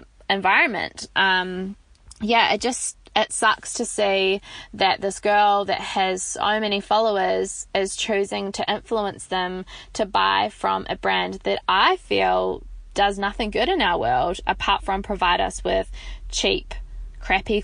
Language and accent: English; New Zealand; I am from New Zealand